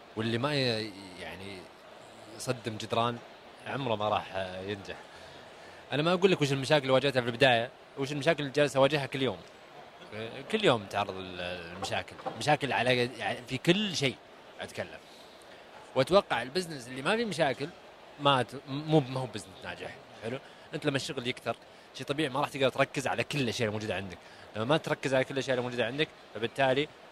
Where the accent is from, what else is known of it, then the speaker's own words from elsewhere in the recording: Saudi Arabia; انا كسعودي